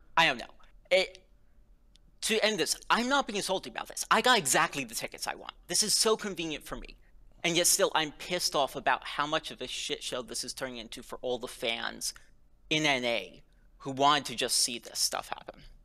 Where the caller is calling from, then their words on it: Princeton, New Jersey, United States; I'm calling from Princeton, New Jersey